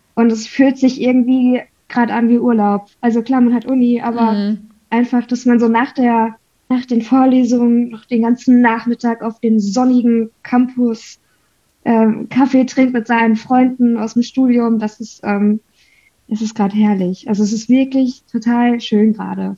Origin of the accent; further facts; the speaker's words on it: North Rhine-Westphalia, Germany; Bei uns in NRW